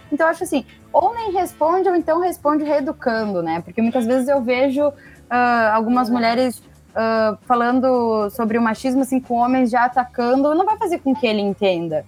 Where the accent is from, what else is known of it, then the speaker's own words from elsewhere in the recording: Rio Grande do Sul, Brazil; eu sou do Rio Grande do Sul